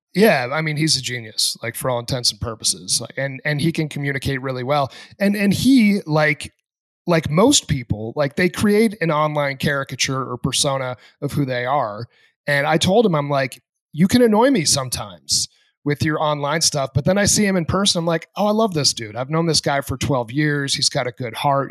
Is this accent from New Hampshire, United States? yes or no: yes; New Hampshire, United States; moved away; I grew up in New Hampshire